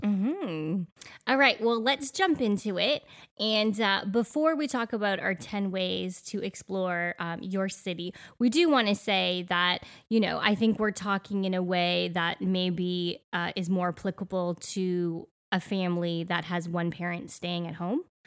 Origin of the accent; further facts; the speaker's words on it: Canada; moved away as an adult; now in Middle Tennessee, United States; growing up in Canada